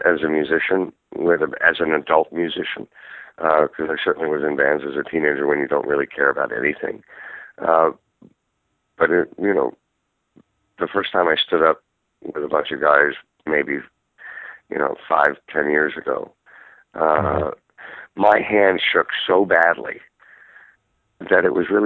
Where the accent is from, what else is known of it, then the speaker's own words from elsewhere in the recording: Toronto, Ontario, Canada; I grew up in Toronto, Canada